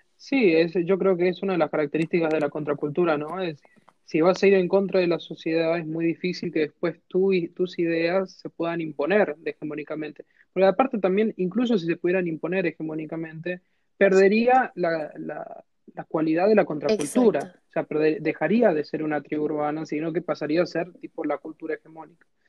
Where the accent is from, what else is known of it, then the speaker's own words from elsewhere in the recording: San Juan, Argentina; yo soy de San Juan